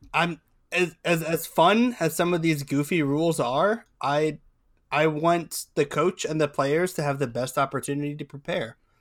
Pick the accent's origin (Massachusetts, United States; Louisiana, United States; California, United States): California, United States; moved away; also born or lived in Santa Barbara, California (born); I am not from Ohio, I'm from California.